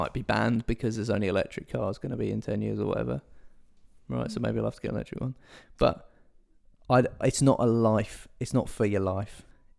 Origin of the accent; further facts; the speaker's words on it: United Kingdom; we're British.